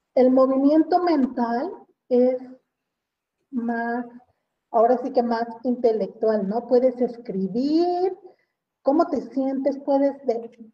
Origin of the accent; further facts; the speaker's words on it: Mexico; como mexicanos